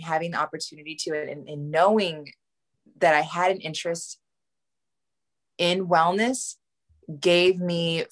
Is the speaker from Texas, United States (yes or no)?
yes; Texas, United States; moved away as an adult; now in Los Angeles, United States; I'm actually a military baby. So I was born abroad, but I grew up in Texas primarily.